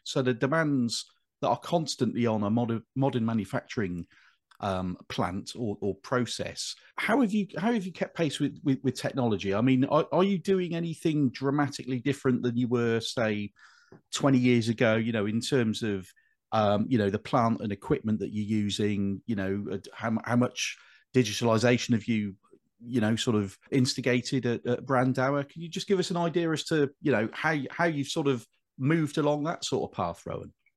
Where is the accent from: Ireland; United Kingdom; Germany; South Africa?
United Kingdom; Bristol, South West England; moved away as an adult; now in Birmingham, United Kingdom; I'm not a Brummy by birth. I, I grew up in in Bristol, but I, have lived here since uh, 1997.